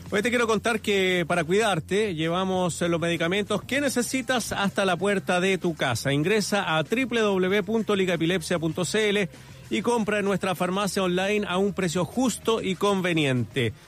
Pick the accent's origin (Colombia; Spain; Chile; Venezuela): Chile; Santiago, Santiago Metropolitan Region; los que somos de acá de Santiago